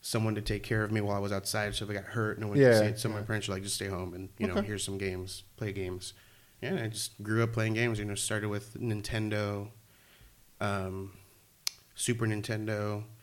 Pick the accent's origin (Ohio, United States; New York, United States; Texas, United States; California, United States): California, United States; Anaheim; also born or lived in Long Beach, California; I grew up in Anaheim, California.